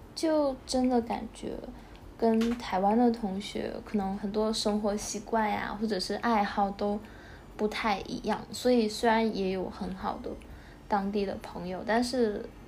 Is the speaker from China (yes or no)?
yes; China; also born or lived in Taipei; 按照我大陆人的想法的话